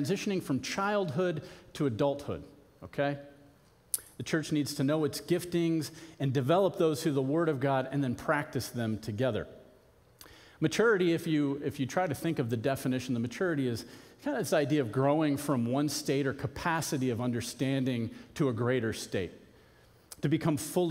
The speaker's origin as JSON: {"language": "English", "region": "Arizona", "country": "United States", "tie": "born or raised there", "said": "I grew up in Arizona"}